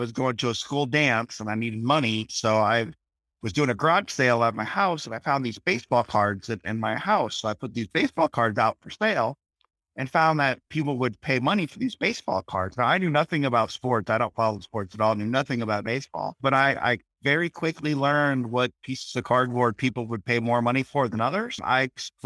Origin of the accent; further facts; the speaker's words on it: Iowa, United States; Well, I'm from Iowa as well, but from a bigger town